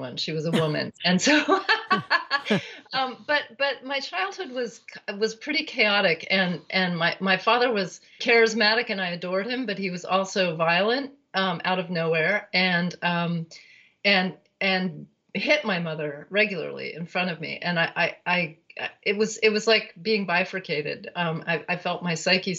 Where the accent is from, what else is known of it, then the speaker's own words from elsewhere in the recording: Berkeley, California, United States; I was born in 1962 in Berkeley, California